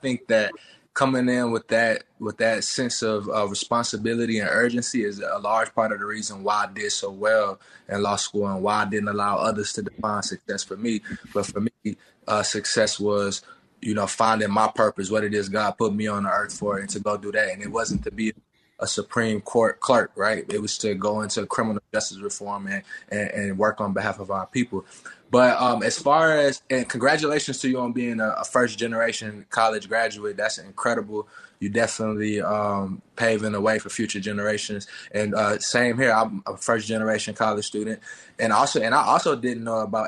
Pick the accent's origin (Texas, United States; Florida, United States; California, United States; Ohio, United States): Texas, United States; We just in the country, like, I'm from Maynard, Texas.